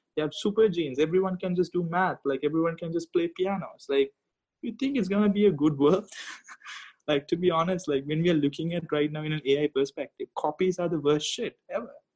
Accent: Sri Lanka; moved away; my home country sri lanka

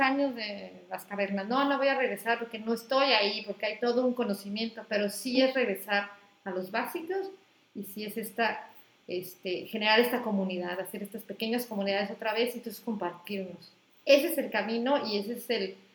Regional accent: Acapulco, Guerrero, Mexico; moved away as an adult; also born or lived in Mexico City; now in Tijuana, Mexico; yo crecí en, en Acapulco

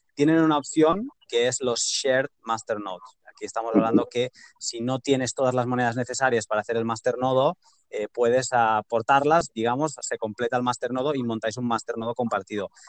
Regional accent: Catalonia, Spain; yo soy catalán

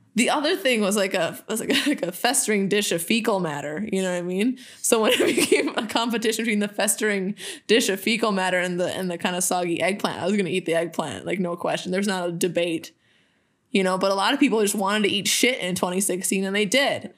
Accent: Minnesota, United States; we're from Minnesota

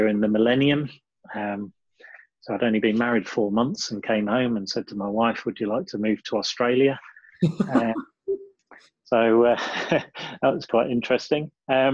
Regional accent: Lincolnshire, East Midlands, United Kingdom; moved away as an adult; also born or lived in Sheffield; Born and bred in Lincolnshire, I left home after a very conservative background to do my degree in 1988

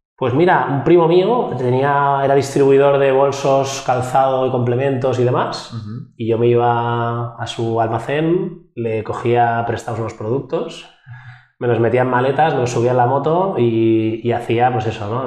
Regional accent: Barcelona, Catalonia, Spain; yo soy un emprendedor de Barcelona, 36 años

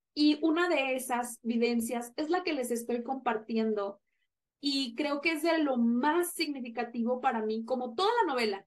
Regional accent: Monterrey, Nuevo León, Mexico; no me sentía segura en mi ciudad natal, que es Monterrey.

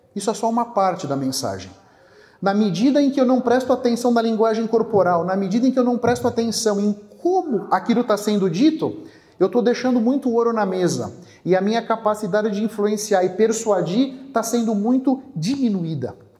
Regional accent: São Paulo, Brazil; also born or lived in Bahia; eu nasci na Bahia, fui criado aqui em São Paulo.

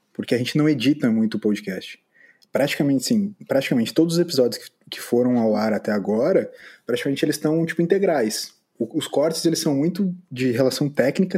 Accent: São Leopoldo, Rio Grande do Sul, Brazil; moved away as an adult; now in Florianópolis, Brazil; moro em Florianópolis nesse momento. Sou de São Leopoldo

